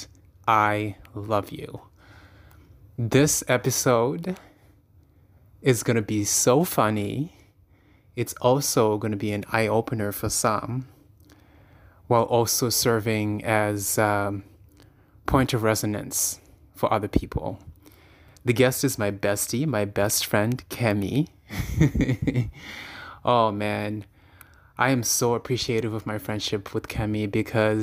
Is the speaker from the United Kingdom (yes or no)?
no; Toronto, Ontario, Canada; Born and raised in Toronto